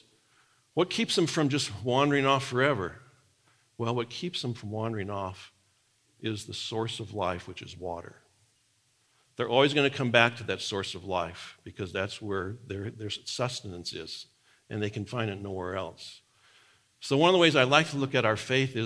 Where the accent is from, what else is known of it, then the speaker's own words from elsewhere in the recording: Nebraska, United States; moved away; the farm I grew up on in Nebraska